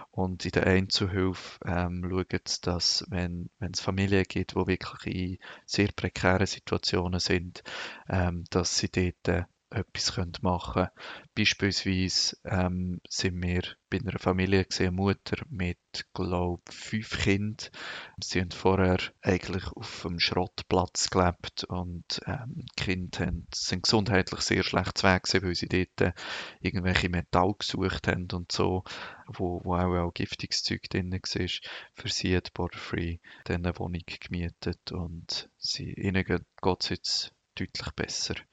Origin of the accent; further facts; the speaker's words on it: Switzerland; als äh, Schweizer habe ich auch einen viel einfacher Zugang zu Personen die könnten ähm, spenden.